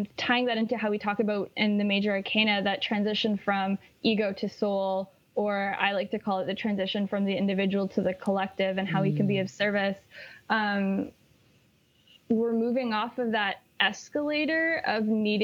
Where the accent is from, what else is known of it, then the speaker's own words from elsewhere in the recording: Canada; I'm Canadian